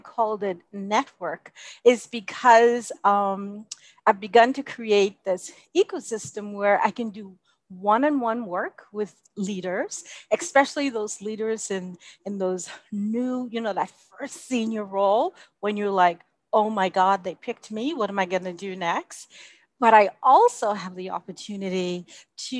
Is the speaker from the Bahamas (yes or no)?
yes; Bahamas; also born or lived in United States / Canada / Jamaica; now in United Arab Emirates; my home country of the Bahamas